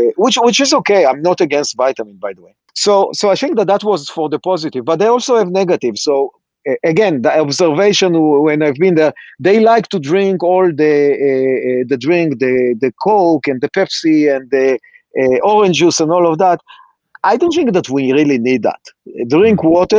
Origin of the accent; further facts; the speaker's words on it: Israel; accent: Israeli; now in United States; I'm Israeli